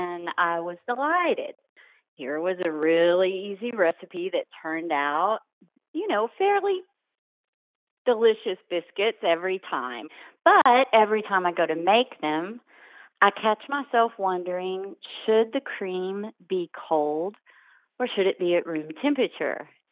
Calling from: Fairview, North Carolina, United States; I'm calling from Fairview, North Carolina

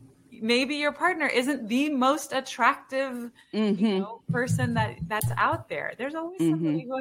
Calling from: Houston, Texas, United States; I'm in Houston.

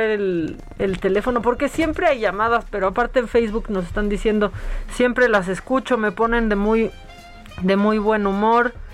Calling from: Texcoco, State of Mexico, Mexico; de Texcoco.

